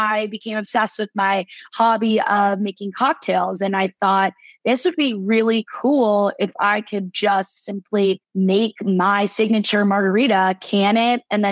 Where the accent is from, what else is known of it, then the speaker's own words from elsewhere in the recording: La Cañada Flintridge, California, United States; moved away as an adult; also born or lived in Boston, Massachusetts; I grew up in La Cañada, which is right next to Pasadena, the Rose Bowl.